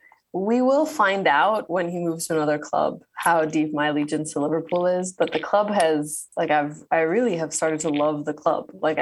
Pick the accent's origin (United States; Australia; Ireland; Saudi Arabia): Saudi Arabia; also born or lived in Cairo, Egypt / Toronto, Canada; So I was born in Cairo, in Egypt, and then we moved to Saudi Arabia, and we moved around within Saudi Arabia a lot. Then when I was 5, we immigrated to Canada. And so I lived in Toronto.